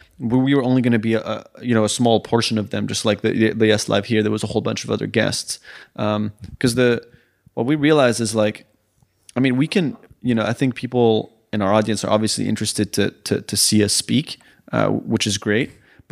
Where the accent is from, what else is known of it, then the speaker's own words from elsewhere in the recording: France; also born or lived in Sweden; I grew up in also in France and Sweden, so I might know the word in French or Swedish